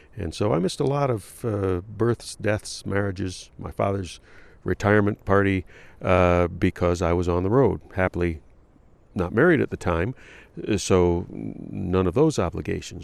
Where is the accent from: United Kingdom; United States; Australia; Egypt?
United States; Detroit, Michigan; also born or lived in Columbus, Ohio; I was born in, in the Midwest, in Columbus, Ohio, raised in Detroit on the West Side